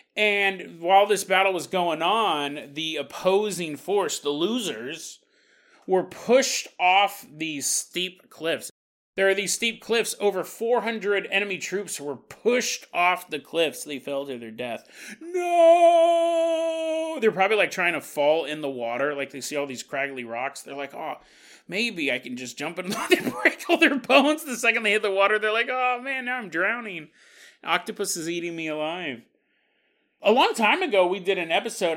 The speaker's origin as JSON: {"language": "English", "town": "Orangevale", "region": "California", "country": "United States", "tie": "born or raised there", "said": "I grew up in Orange Vale, California"}